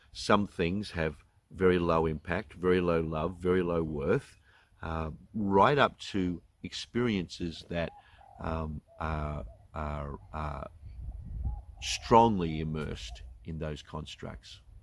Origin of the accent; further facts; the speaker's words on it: Australia; as an Australian